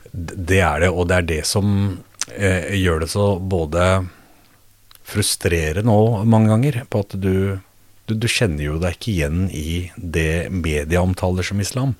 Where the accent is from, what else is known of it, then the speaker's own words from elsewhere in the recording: Norway; min oppvekst og min skolegang mm. fra Fjell